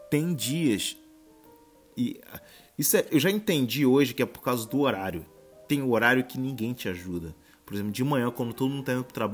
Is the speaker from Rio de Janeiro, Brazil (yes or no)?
yes; Rio de Janeiro, Brazil; E, pô, eu que sou carioca, isso é muito frio.